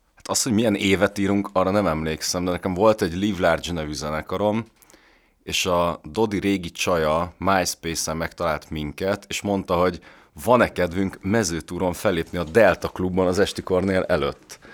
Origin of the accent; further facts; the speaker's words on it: Budapest, Hungary; én Pesten születtem, meg itt nőttem fel